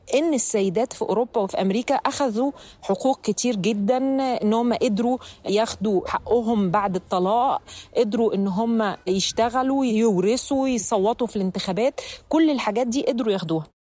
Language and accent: Arabic; Egypt; احنا عندنا في مصر